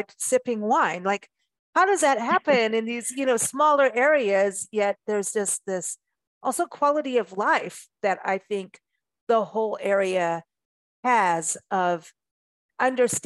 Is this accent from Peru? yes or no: no; South Africa; moved away; also born or lived in Port Elizabeth; I grew up in South Africa and windsurfing was a big deal in Port Elizabeth, where I lived at one point